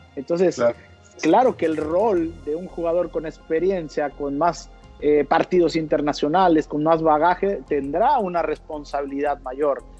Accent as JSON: {"language": "Spanish", "country": "Mexico", "moved": "as an adult", "said": "acá estamos los mexicanos"}